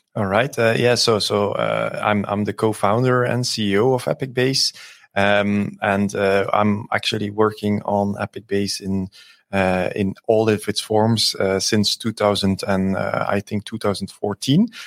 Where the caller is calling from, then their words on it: Antwerp, Flanders, Belgium; I'm, uh, calling in from, uh, Antwerp in Belgium